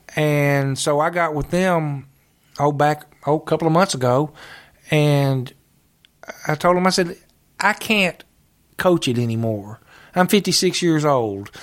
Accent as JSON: {"language": "English", "town": "Calvert City", "region": "Kentucky", "country": "United States", "tie": "born or raised there", "said": "I grew up here in Calvert City"}